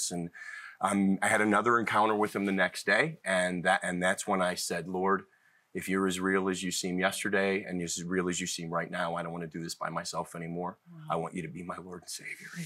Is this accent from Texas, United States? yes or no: no; Cleveland, Ohio, United States; also born or lived in Boston; I was born in Boston, but was mostly raised in Cleveland and have lived all over.